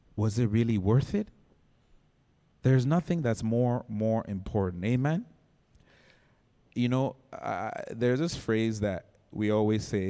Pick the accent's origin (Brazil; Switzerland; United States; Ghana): Ghana; moved away; I was born in Ghana